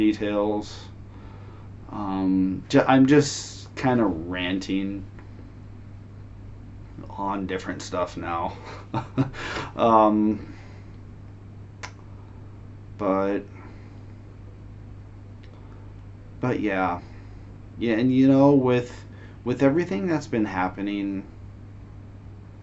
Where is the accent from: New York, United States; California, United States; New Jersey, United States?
California, United States; Northern; moved away as an adult; now in Shenzhen, China; I'm American. I'm from America. I was born in Northern California.